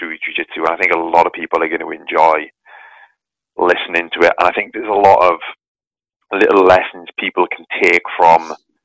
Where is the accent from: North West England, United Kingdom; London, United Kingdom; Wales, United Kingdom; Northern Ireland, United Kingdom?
Wales, United Kingdom; I'm from Wales